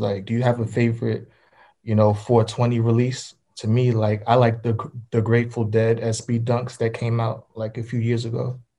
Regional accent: New York, United States; I'm from NY, so like if I wear them like out of state, I feel like I'm like stereotyping myself if I wear them.

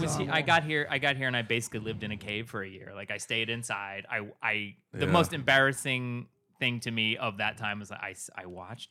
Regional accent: England, United Kingdom; born there; I was born just outside of London on an Air Force base.

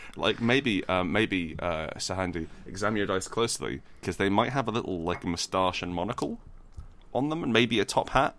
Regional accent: Scotland, United Kingdom; I was born in Scotland

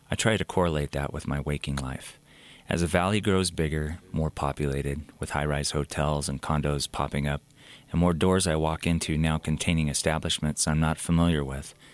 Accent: Canyon County, Idaho, United States; Beautiful places I caught in slivers growing up in Canyon County

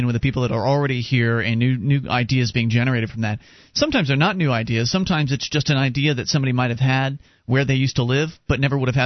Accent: Sarasota, Florida, United States; moved away; down in Sarasota, which is where I was born and raised down in Florida

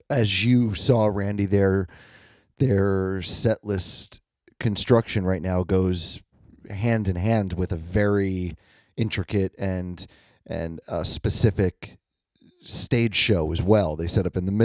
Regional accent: New York, United States; we're from New York

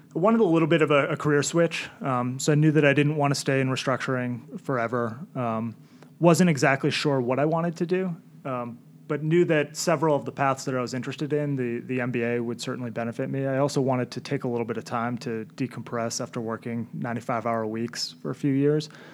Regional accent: Milton, Massachusetts, United States; I grew up in Milton. Went to BC High, class of 2003 at BC High

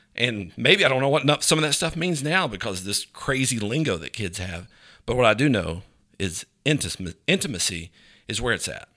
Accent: Grundy, Virginia, United States; I grew up in Virginia

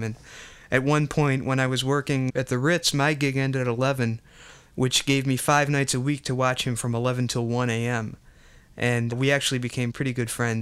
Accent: Buffalo, New York, United States; also born or lived in Lackawanna, New York; I was born in 1962 in Lackawanna, New York, and grew up in Buffalo

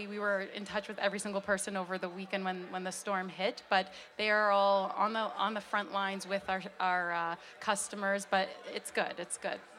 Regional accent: Hamilton, Ontario, Canada; I was born and raised in Hamilton Mountain area

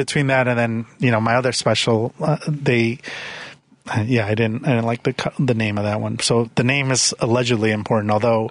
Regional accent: Chicago, Illinois, United States; also born or lived in Philadelphia; and I said born in Philadelphia, and they all clap and go, but I was raised in Chicago.

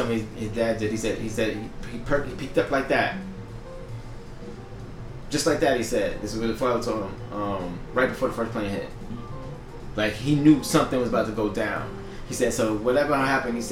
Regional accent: New York, United States; I'm from New York

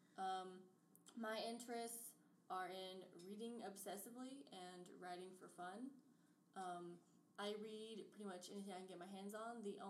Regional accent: Carrollton, Georgia, United States; I'm a townie

